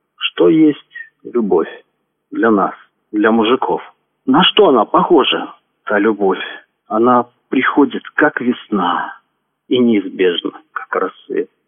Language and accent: Russian; Penza Oblast, Russia; now in Tula, Russia; Родом я из Пензенской области. Сейчас проживаю в городе Тула.